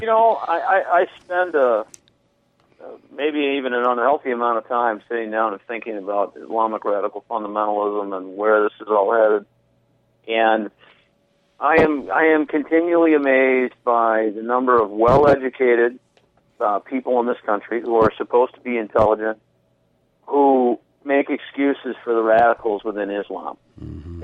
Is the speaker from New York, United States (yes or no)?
no; St. Paul, Minnesota, United States; I grew up in, I uh, was born in St. Paul